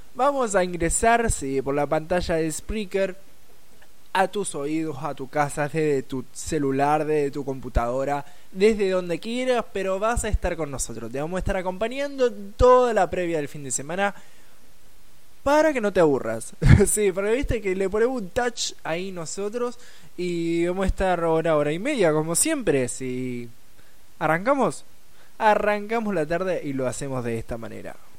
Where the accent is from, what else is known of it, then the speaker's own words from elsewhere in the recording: Rosario, Santa Fe, Argentina; en realidad soy de soy, sí, Rosario, Argentina